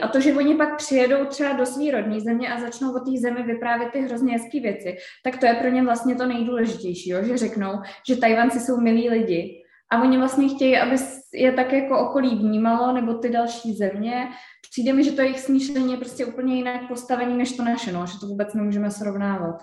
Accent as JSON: {"language": "Czech", "country": "Czechia", "said": "my Češi"}